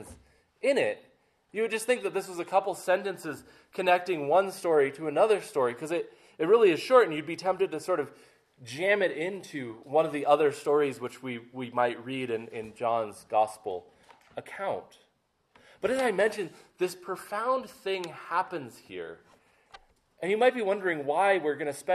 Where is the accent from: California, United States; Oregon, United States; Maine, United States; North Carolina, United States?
Maine, United States; I grew up in Maine along the coast